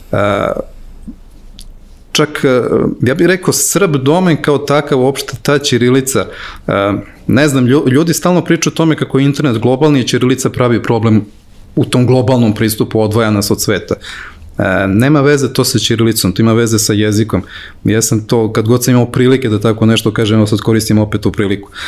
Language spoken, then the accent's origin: Croatian; Serbia; kod nas u Srbiji